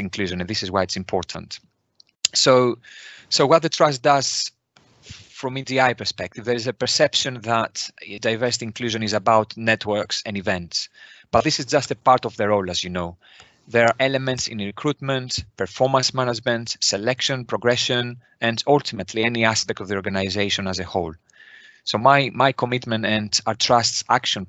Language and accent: English; Greece; moved away as an adult; now in United Kingdom; I was born in Greece, where I qualified as a nurse